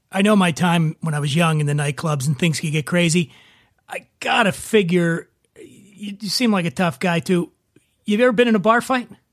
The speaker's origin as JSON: {"language": "English", "town": "Philadelphia", "region": "Pennsylvania", "country": "United States", "tie": "born or raised there", "said": "my hometown of Philadelphia"}